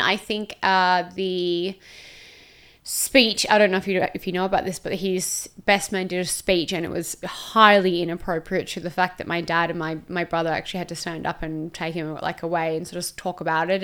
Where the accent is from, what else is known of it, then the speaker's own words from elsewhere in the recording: Perth, Western Australia, Australia; moved away as an adult; now in Gold Coast, Australia; I was from Perth originally, moved to the Gold Coast